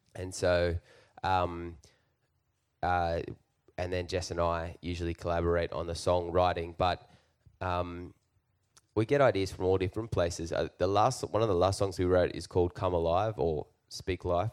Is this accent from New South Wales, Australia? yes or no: yes; Newcastle, New South Wales, Australia; now in Nashville, United States; we're from Australia. We're from Newcastle, Australia